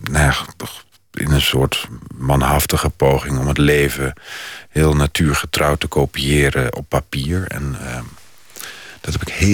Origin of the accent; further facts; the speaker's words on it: Netherlands Antilles, Netherlands; also born or lived in Oldenzaal; Ik ben opgegroeid op de Nederlandse Antillen en ik kwam...